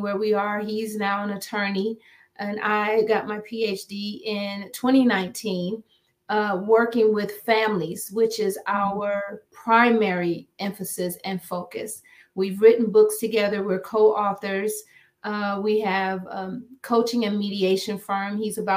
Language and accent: English; Akron, Ohio, United States; moved away as an adult; now in Maryland, United States; I'm originally from Akron, Ohio. I'm a Midwest girl